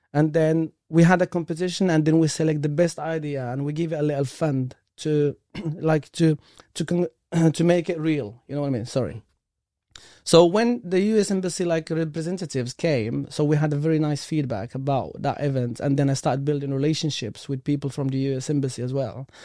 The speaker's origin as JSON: {"language": "English", "country": "Morocco", "tie": "born or raised there", "second_language": "English", "moved": "as an adult", "lives_now": "United Kingdom", "said": "I came from, like, different country, from Morocco, and English is my third language"}